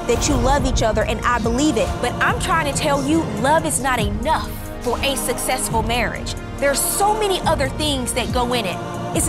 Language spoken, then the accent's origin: English; Louisiana, United States; Baton Rouge, Louisiana. That's my home state.